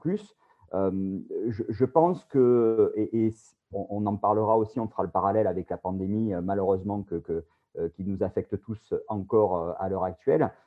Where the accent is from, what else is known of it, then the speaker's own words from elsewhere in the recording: Bouches-du-Rhône, Provence-Alpes-Côte d'Azur, France; accent: southern French; moved away as an adult; also born or lived in Paris; je suis originaire euh, des Bouches-du-Rhône, dans le sud-est de la France, comme euh, mon accent l'indique